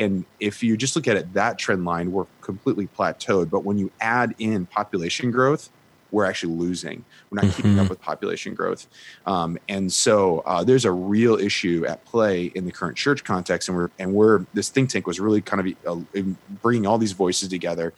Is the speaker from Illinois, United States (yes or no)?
yes; Chicago, Illinois, United States; I'm from Chicago.